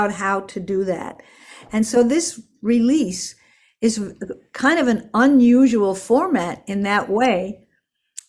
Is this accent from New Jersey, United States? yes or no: yes; Park Ridge, New Jersey, United States; born or raised there; also born or lived in Manhattan, New York / Queens, New York / Westchester, New York